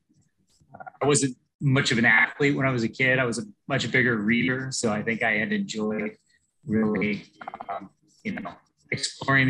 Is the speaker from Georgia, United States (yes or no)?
no; San Francisco, California, United States; I grew up in San Francisco